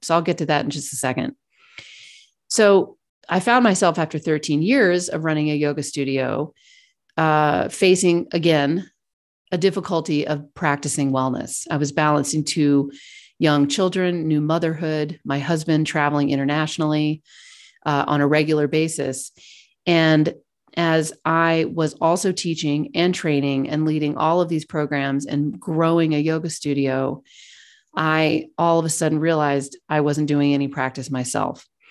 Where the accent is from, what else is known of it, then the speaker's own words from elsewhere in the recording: Kentucky, United States; moved away as an adult; also born or lived in Virginia / New York / London / Hong Kong; I grew up in Kentucky